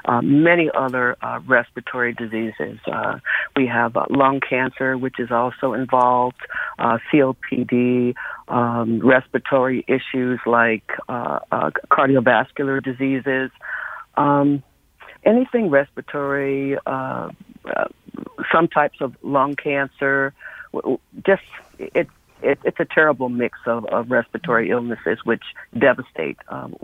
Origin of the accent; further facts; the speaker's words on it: Windsor, Connecticut, United States; Composting is another thing that I grew up with in Windsor, Connecticut.